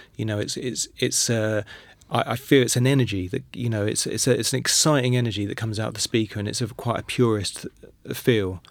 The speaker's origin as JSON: {"language": "English", "region": "London", "country": "United Kingdom", "said": "I'm from London, and I was born in nineteen seventy."}